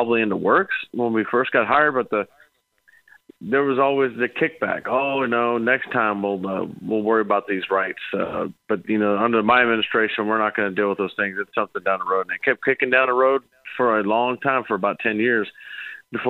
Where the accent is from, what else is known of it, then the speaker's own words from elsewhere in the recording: St. Louis, Missouri, United States; I grew up in the Midwest, and, you know, we're out of, say, St. Louis area